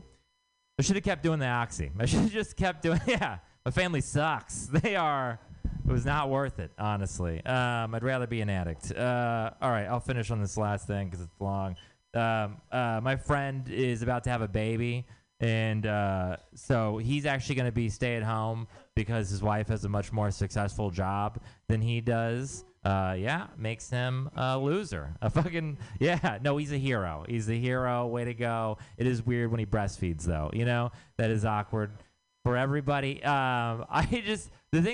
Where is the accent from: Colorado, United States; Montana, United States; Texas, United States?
Texas, United States; moved away; I'm from Texas